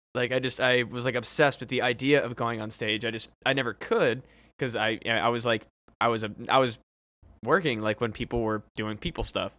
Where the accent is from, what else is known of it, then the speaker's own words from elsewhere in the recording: Burlington, Iowa, United States; growing up in Burlington